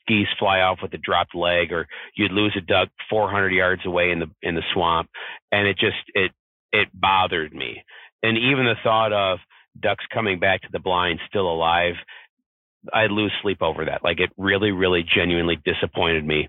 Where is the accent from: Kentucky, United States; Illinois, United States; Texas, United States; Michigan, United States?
Michigan, United States; Southwest; I'm from Southwest Michigan.